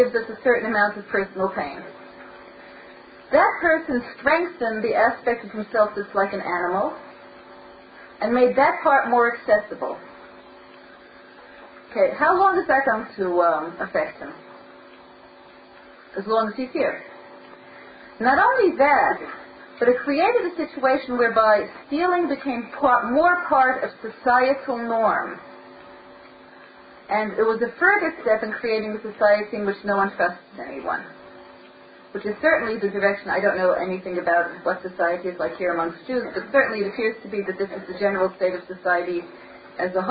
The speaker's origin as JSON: {"language": "English", "town": "New York City", "region": "New York", "country": "United States", "tie": "born or raised there", "said": "When I was growing up in Brooklyn"}